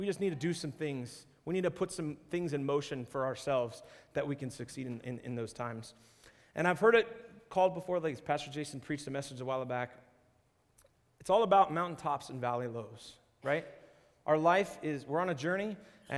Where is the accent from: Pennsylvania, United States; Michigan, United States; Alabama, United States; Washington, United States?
Washington, United States; Seattle; moved away; also born or lived in Arizona; I grew up in Seattle and then I spent a little bit of time in Arizona